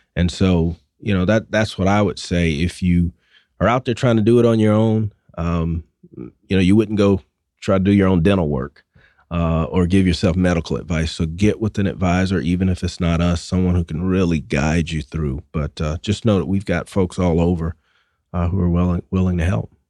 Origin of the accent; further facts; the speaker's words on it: Atlanta, Georgia, United States; accent: Southwest Atlanta; my Southwest Atlanta accent